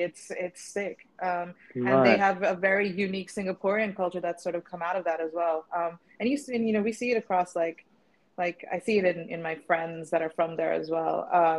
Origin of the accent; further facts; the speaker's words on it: Stavanger, Rogaland, Norway; now in Nottingham, United Kingdom; Like I grew up in Stavanger, like I mentioned, and just so that's like the west coast, like the southwest coast.